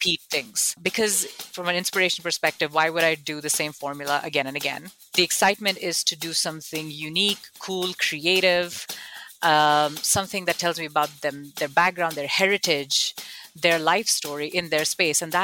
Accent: Kuwait; moved away as an adult; also born or lived in Buffalo, United States; now in United States; I am born and raised in Kuwait in the Middle East to an Indian immigrant family.

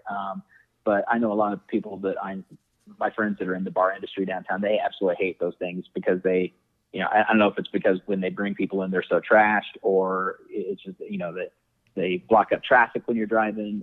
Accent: Indianapolis, Indiana, United States; also born or lived in Dallas, Texas; I'm from Indianapolis, with the exception of living in Dallas for a couple years, um, and then I moved back here

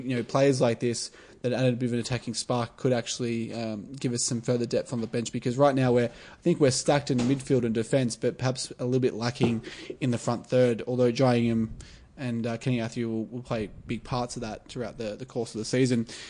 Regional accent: Sunbury, Victoria, Australia; growing up in Sunbury playing AFL

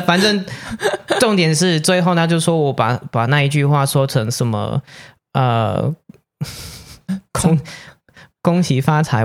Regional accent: Canada; first language English; Chinese is a second language; moved away as an adult; now in Taiwan; 我是来自加拿大的

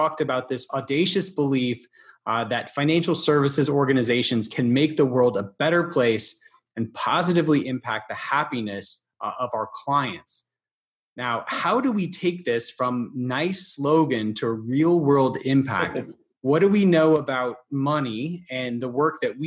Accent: Deep South, United States; I'm from the Deep South

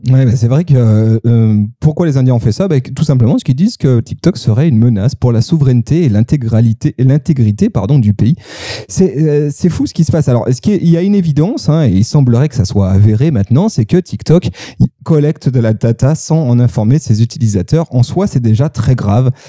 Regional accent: France; now in Lyon, France; je suis français

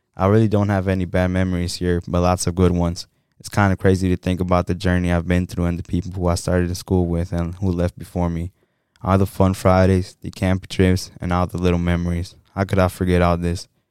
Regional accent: Saint Paul, Minnesota, United States; I was born and raised in St. Paul

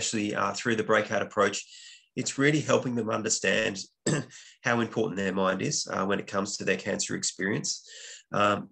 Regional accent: Western Australia, Australia; moved away as an adult; also born or lived in Dublin, Ireland; I'm originally from Western Australia, but I was living in Ireland at the time

